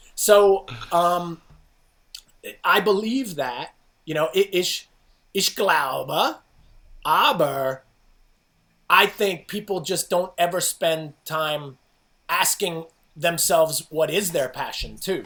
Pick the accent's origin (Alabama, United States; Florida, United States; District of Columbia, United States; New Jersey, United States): New Jersey, United States; I grew up in New Jersey